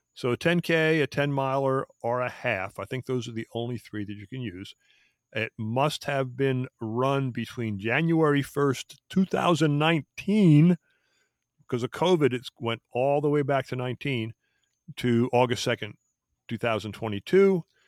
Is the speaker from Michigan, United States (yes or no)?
no; Philadelphia, Pennsylvania, United States; moved away; also born or lived in Fort Devens, Massachusetts; I grew up in the Philadelphia area